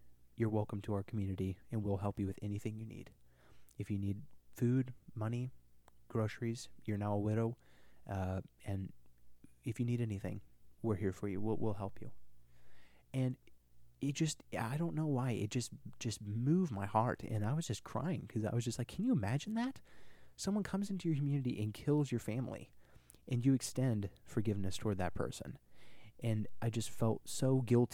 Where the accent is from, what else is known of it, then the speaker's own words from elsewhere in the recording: Missouri, United States; when I was born in Missouri. Good old downtown Missouri.